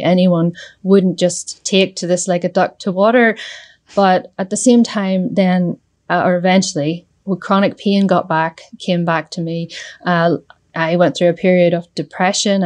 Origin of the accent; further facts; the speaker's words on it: Northern Ireland, United Kingdom; I'm from Northern Ireland